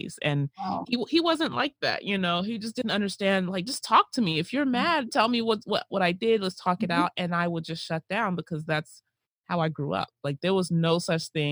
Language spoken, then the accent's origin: English; United States; our lives in the United States